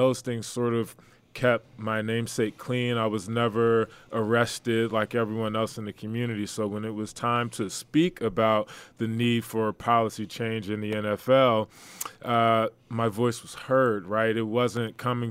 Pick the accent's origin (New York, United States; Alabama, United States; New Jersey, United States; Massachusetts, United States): New Jersey, United States; I'm from New Jersey originally